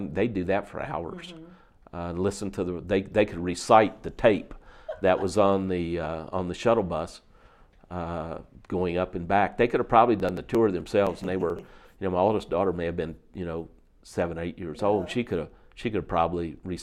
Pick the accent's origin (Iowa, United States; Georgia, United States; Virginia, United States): Virginia, United States; Luray; I was born in Virginia in a little town called Luray. It's in the northern part of the Shenandoah Valley, and it's a small town, but it was the headquarters of Shenandoah National Park.